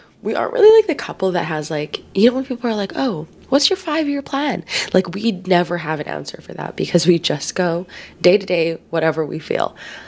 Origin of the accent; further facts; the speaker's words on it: Philippines; day, especially being Filipino, because I feel like family is like such a huge thing